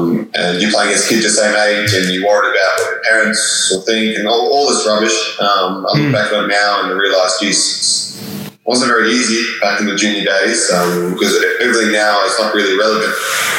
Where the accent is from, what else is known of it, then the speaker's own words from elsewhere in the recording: Australia; also born or lived in South Africa; Yeah, well, I was born in South Africa, moved to Australia when I was 10. So I've been living in Australia now the last 12 years